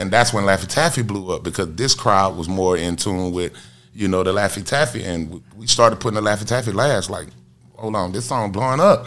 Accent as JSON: {"language": "English", "town": "Atlanta", "region": "Georgia", "country": "United States", "tie": "born or raised there", "said": "I'm from Bankhead Court, like really from Bankhead Court. Like I was born at home on the sofa"}